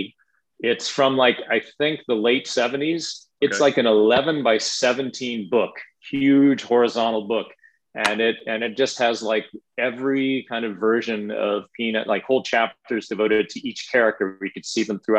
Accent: Los Angeles, California, United States; growing up in Los Angeles

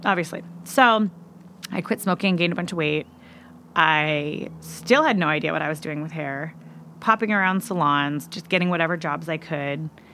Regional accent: Seattle, Washington, United States; moved away; I'm originally from Seattle, Washington, and I moved out fairly young

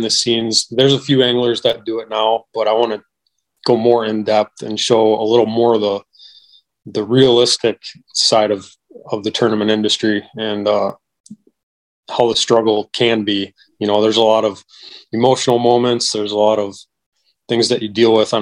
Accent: Wisconsin, United States; I'm from Wisconsin

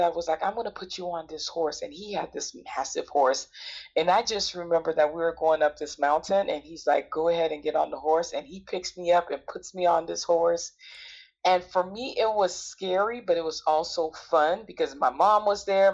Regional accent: United States; my homeland, which is the island of Haiti, never been before because I was born here in the States

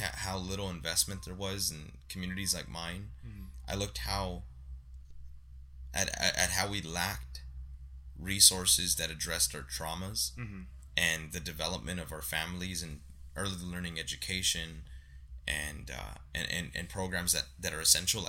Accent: Santa Ana, California, United States; I grew up on Civic Center and Rate

